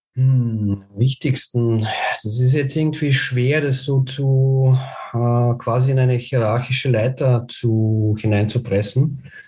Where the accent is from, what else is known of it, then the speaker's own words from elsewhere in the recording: Bulgaria; moved away; ich bin gebürtiger Bulgar und daher auch mein Bezug zu Sofia